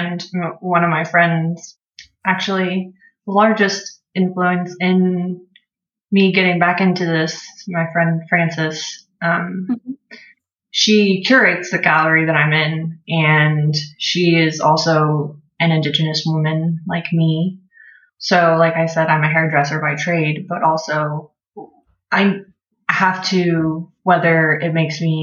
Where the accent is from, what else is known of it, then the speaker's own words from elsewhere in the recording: Oklahoma City, Oklahoma, United States; I'm from Oklahoma in the States. I was born and raised in Oklahoma City